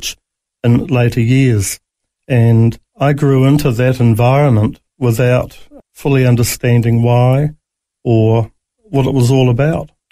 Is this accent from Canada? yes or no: no; Auckland, New Zealand; now in Australia; I was born in New Zealand in Auckland